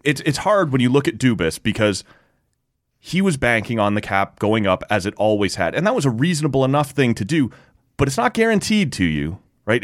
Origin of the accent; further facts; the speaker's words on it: Oshawa, Ontario, Canada; I grew up in Oshawa